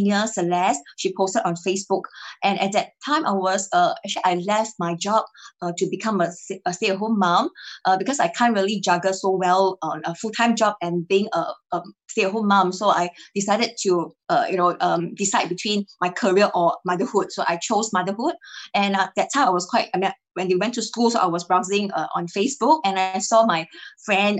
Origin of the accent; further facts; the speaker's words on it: Singapore; I'm from Singapore.